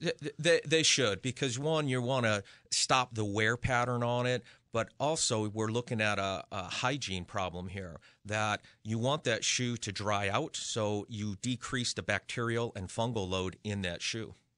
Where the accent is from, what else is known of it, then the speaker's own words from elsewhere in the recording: Western Massachusetts, United States; now in Connecticut, United States; I'm originally from Western Mass. So for me, this is coming home